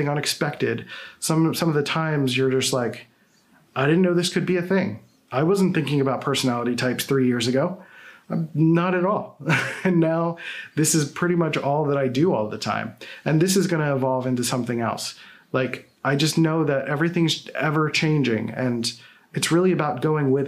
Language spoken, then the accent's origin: English; Philadelphia, Pennsylvania, United States; I'm from Philadelphia, so I have weird pronunciations